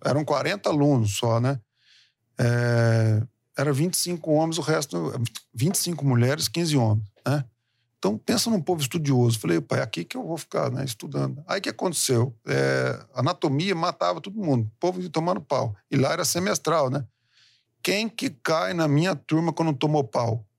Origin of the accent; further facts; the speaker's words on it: Presidente Prudente, São Paulo, Brazil; moved away as an adult; also born or lived in Uberaba / Uberlândia; now in Penápolis, Brazil; eu sou nascido aqui em São Paulo. Oh. É, saí daqui de São Paulo com cinco anos. É, minha mãe e meu pai é, falaram assim: vamos criar nossos filhos no interior de São Paulo